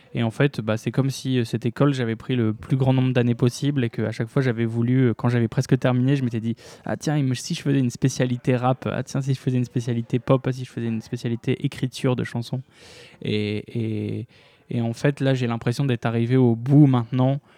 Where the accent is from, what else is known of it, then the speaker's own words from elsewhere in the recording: Lille, Hauts-de-France, France; je viens de Lille